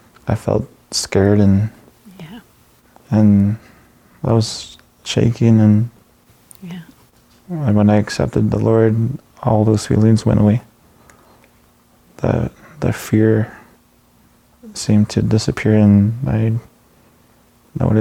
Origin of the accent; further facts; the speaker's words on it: Moose Factory, Ontario, Canada; moved away as an adult; now in Sudbury, Canada; I'm from Moose Factory, Ontario. I was born and raised in Moose Factory.